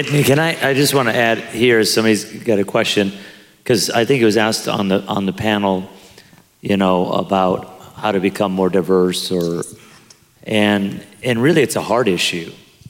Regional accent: Pico Rivera, California, United States; I grew up in Pico Rivera, California, 95% Hispanic. I went to a school, Whittier Christian High School in Whittier, California, 95% white.

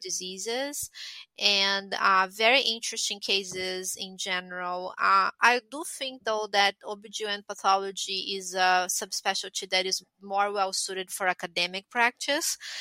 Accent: Brazil; moved away as an adult; also born or lived in Italy / Montreal; I'm Brazilian. I'm born and raised in Brazil, but I'm from an Italian family

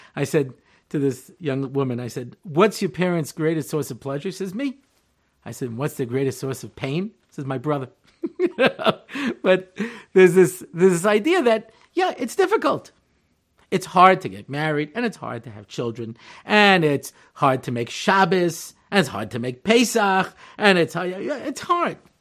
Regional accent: Long Island, New York, United States; moved away as an adult; now in Israel; I'm originally from Long Island, New York, and I moved to Hartzell in nineteen eighty-eight

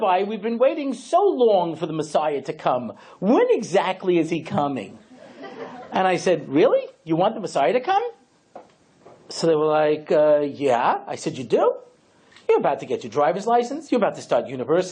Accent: Long Island, New York, United States; I grew up out in Long Island, suburban Long Island

